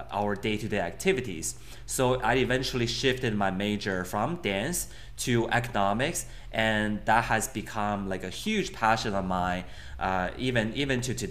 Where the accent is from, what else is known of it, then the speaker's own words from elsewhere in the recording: Beijing, China; moved away as an adult; also born or lived in Connecticut, United States; I grew up in Beijing